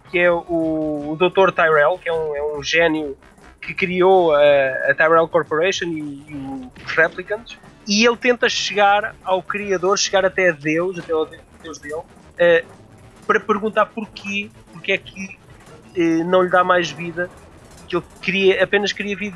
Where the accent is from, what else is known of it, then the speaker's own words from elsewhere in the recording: Figueira da Foz, Centro, Portugal; Eu, eu sou da Figueira da Foz